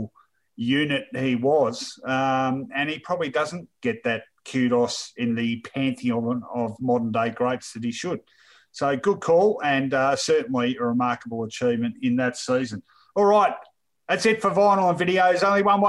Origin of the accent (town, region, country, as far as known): Australia